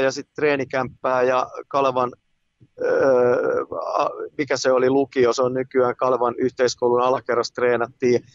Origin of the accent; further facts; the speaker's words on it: Tampere, Pirkanmaa, Finland; moved away as an adult; now in Helsinki, Finland; mä olen syntynyt keskussairaalassa ja sitten Raholassa pienenä poikana ja sitten muutettiin